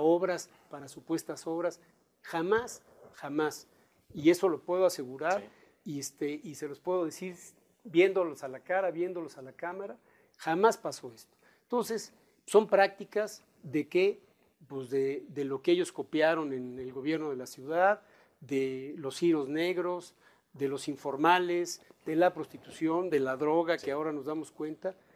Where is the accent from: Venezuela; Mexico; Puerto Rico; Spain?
Mexico; aquí hay gente que somos de México, que somos mexicanos, que vamos a seguir viviendo en nuestro país